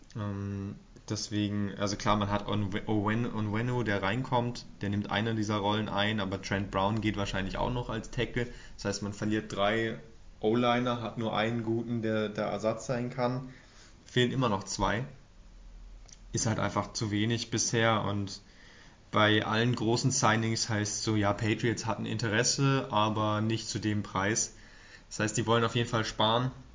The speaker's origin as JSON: {"language": "German", "country": "Germany", "said": "tut uns natürlich auch weh als Deutsche"}